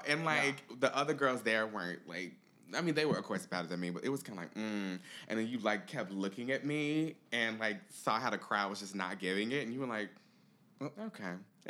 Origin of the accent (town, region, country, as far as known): Riverdale, Illinois, United States; moved away; also born or lived in Indiana